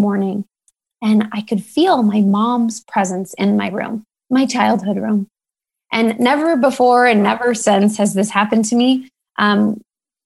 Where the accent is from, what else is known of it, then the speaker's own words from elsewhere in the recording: Sugar Land, Texas, United States; my house in Sugar Land, where I grew up outside of Houston, Texas